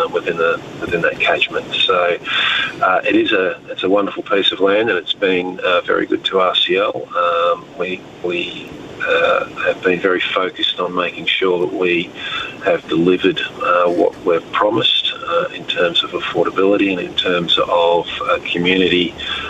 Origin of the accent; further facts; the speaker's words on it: Australia; I am Australian